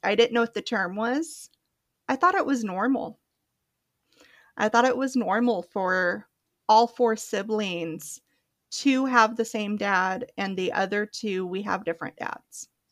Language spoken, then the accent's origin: English; Oregon, United States; also born or lived in Palm Springs, California; I grew up there for the first about five years and then relocated to Oregon, and I've been living in Oregon, well, since I was five